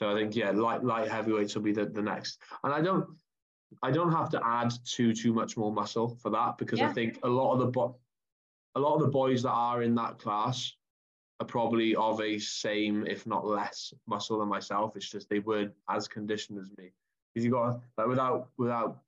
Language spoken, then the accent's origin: English; United Kingdom; I have a British passport, and obviously I'm British